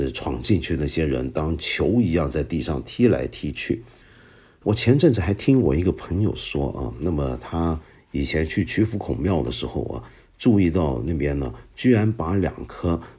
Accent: China; 还有很多在我们中国人心目中地位至为崇高的人门口也配得上放置下马碑。

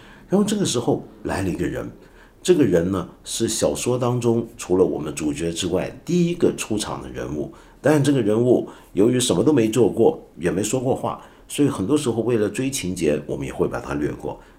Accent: China; 我常常觉得我们中国人要了解西方文学经典，有时候是有很大难度的，因为大家的文化背景太过不一样。

